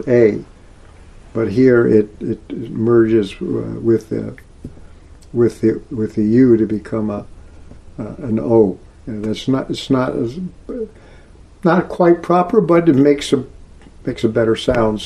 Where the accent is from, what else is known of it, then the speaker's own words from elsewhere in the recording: Texas, United States; moved away; also born or lived in Oklahoma, United States; I grew up in Texas and Oklahoma part of my life